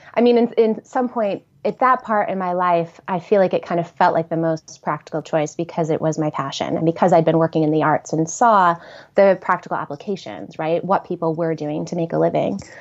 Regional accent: Horseheads, New York, United States; also born or lived in Ithaca, New York; I grew up in Horseheads, New York, which is a small

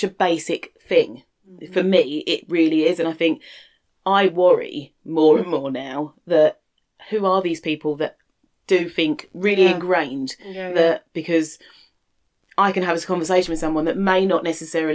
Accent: London, United Kingdom; we lived in London and I grew up in London

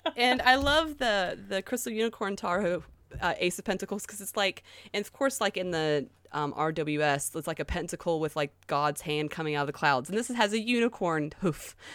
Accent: the South, United States; accent: southern; now in South Korea; My southern accent

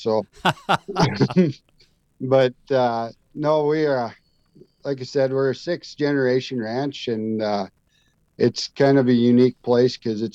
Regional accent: Minnesota, United States; now in New Salem, United States; I grew up actually in Minnesota and moved out west

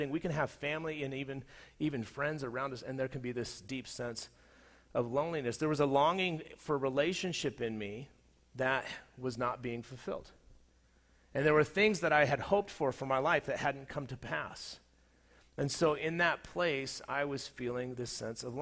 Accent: Southern California, United States; moved away as an adult; also born or lived in Colorado; In 2003, I moved from Southern California to Colorado. And the place that I was moving from was a place that I had, for the most part, had grown up and been formed as an adult

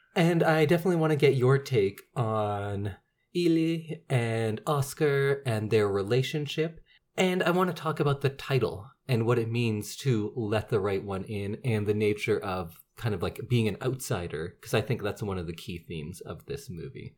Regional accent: Edmonton, Alberta, Canada; I grew up in Edmonton

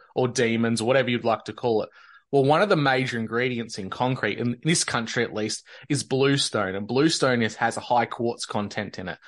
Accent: Victoria, Australia; born or raised there

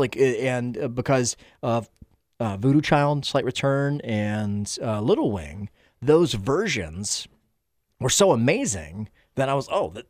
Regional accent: Stone Mountain, Georgia, United States; I'm a Georgia kid. I grew up in Stone Mountain, Georgia, in the suburb of Atlanta.

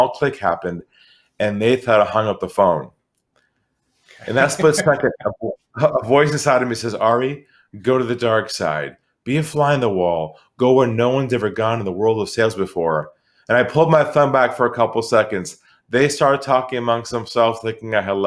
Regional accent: San Diego, California, United States; moved away as an adult; now in Sydney, Australia; So I'm originally from California, from San Diego

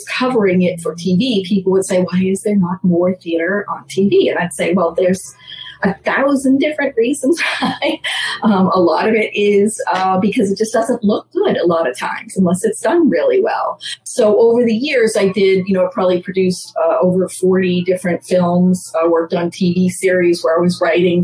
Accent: Massachusetts, United States; moved away as an adult; now in New York City, United States; I grew up in Massachusetts, then moved to New York in graduate school to get an internship

